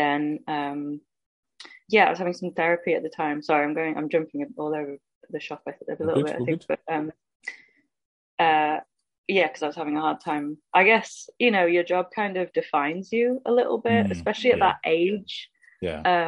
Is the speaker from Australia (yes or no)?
no; Stockport, North West England, United Kingdom; moved away as an adult; also born or lived in Leicester / London; I grew up in Stockport near Manchester.